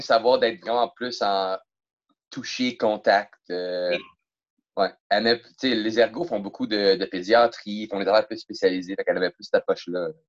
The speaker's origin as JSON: {"language": "French", "town": "Rosemère", "region": "Quebec", "country": "Canada", "tie": "born or raised there", "said": "je viens de Rosemère"}